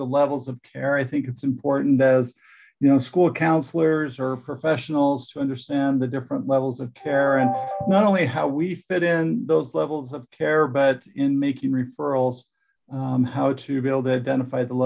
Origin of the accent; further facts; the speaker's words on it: Utah, United States; moved away as an adult; also born or lived in Texas / New Jersey; I'm from Utah, did a lot of my professional career outside of Utah in Texas, Southern United States